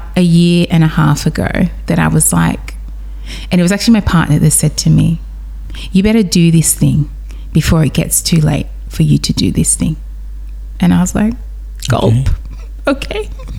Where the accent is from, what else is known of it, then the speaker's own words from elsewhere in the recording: Nigeria; because being West African, being Nigerian, that's the heart of Afrobeats.